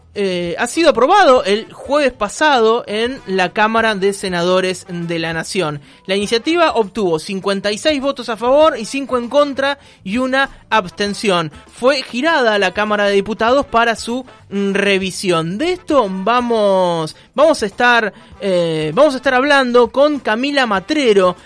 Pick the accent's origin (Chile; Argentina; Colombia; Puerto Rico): Argentina; los argentinos somos irrecuperables